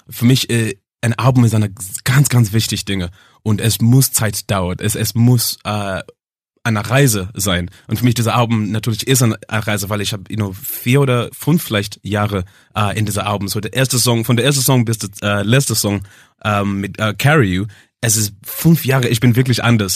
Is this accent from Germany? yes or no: no; England, United Kingdom; German is a second language; also born or lived in Zimbabwe; ich bin in Zimbabwe geboren und mit neun Jahren äh, Jahr war ich, äh, habe ich von Zimbabwe zum England gegangen